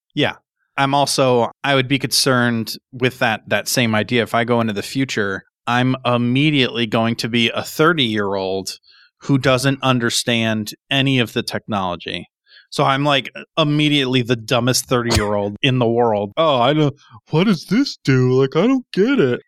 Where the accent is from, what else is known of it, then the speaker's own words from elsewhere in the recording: New Hampshire, United States; I'm from New Hampshire